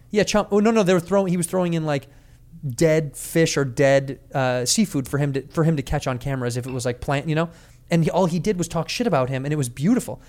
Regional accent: United States; I'm an American

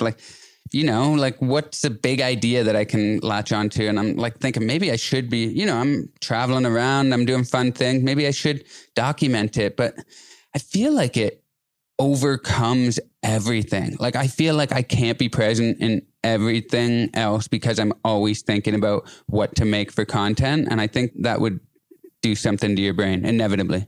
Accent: an hour outside Toronto, Ontario, Canada; I'm from a place like an hour outside Toronto

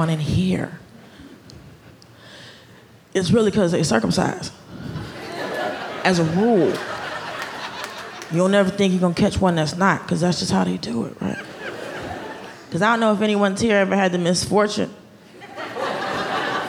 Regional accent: Atlanta, Georgia, United States; moved away as an adult; also born or lived in Los Angeles / New York City; I grew up in Atlanta

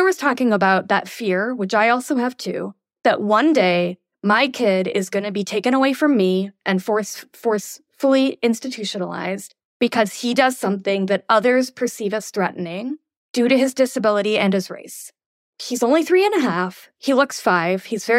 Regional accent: India; I'm Indian, so I'm going to use me. Imagine we did that to Indian immigrants, kids.

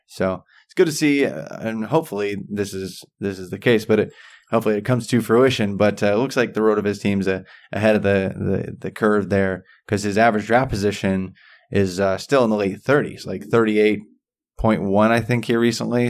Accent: about 45 minutes from Santa Claus, Indiana, United States; Santa Claus, Indiana, like right around there. So it's about uh, 45 minutes away from from my hometown

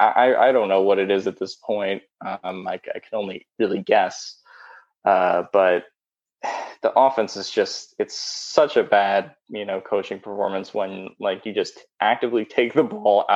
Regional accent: Philadelphia, Pennsylvania, United States; I'm from Philadelphia.

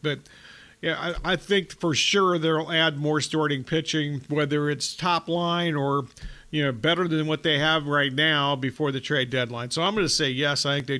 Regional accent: Columbus, Ohio, United States; moved away; I grew up in Columbus listening to WLW a lot back in the day when the Reds were really good

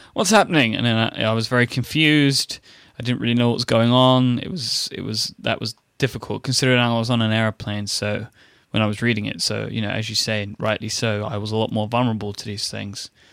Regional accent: United Kingdom; now in United States; I'm a British man in an American person's world

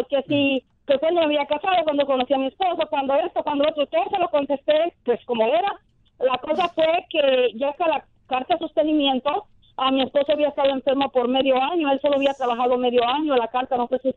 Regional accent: Guatemala; now in United States; La cosa es que me vine a mojada violín de Guatemala.

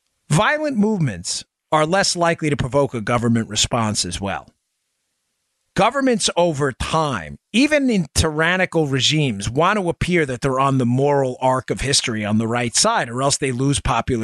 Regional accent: New York, United States; born there; Gosh, I was born in New York, and I love the people in New York

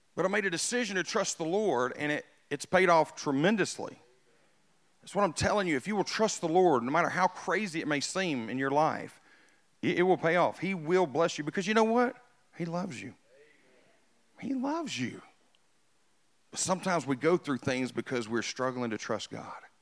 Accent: United States; I was born in America. I, I'm super, super pumped that I got to grow up in America.

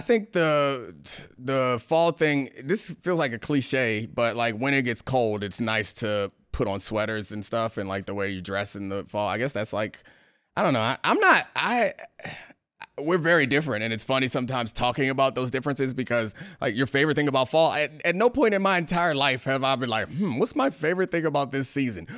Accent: Baltimore, Maryland, United States; moved away; also born or lived in Washington, D.C. area; I'm from Baltimore, but when I got to D C, or the D C area from Maryland

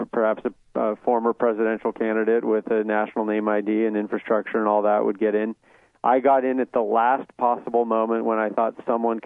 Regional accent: Utah, United States; I was born in Utah.

